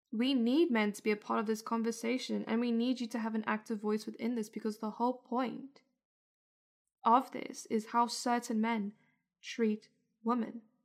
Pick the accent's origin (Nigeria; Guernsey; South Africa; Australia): South Africa; moved away; I was born and raised in South Africa